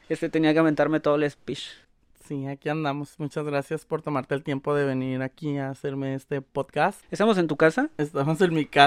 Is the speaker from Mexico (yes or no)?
yes; Maneadero, Baja California, Mexico; Sí, yo, yo nací aquí en el Maniadero. Exactamente el Maniadero.